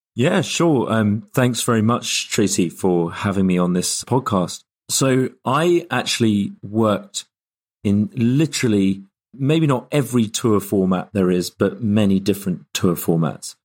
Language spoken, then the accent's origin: English; London, United Kingdom; moved away as an adult; also born or lived in Glasgow; now in Yorkshire, United Kingdom; most of my life I've spent in London